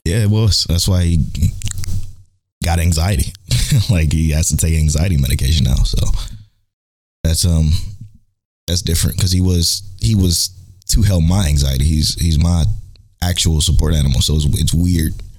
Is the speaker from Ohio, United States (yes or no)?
yes; Cleveland, Ohio, United States; I'm from Cleveland